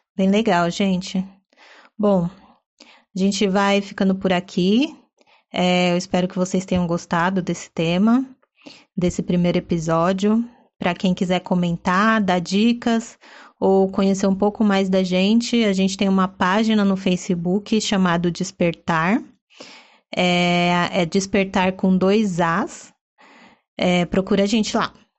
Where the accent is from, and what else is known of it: São Paulo, Brazil